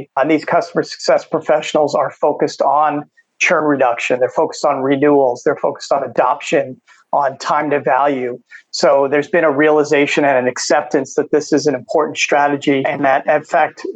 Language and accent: English; New York, United States; moved away as an adult; also born or lived in San Francisco, California; now in Phoenix, United States; I grew up in New York, made my way to California, worked in San Francisco for a few years, then back to New York, and then ultimately to here to Phoenix, Arizona